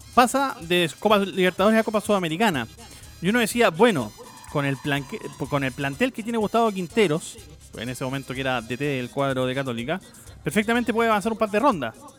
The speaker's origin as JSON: {"language": "Spanish", "country": "Chile"}